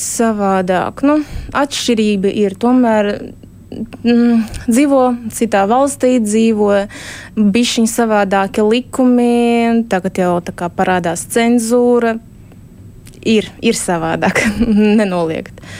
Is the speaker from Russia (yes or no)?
yes; Saint Petersburg, Russia; moved away as an adult; now in Latvia; es esmu no Pēterburgas